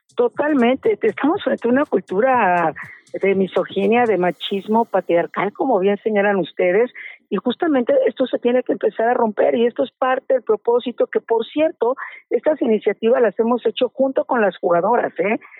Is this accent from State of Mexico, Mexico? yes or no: yes; State of Mexico, Mexico; Yo soy ciudadana del Estado de México